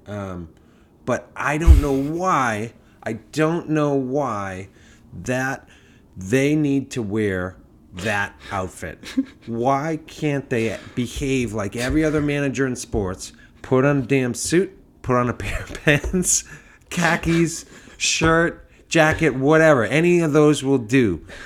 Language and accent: English; Massachusetts, United States; moved away; also born or lived in New York; growing up in Massachusetts and being in New York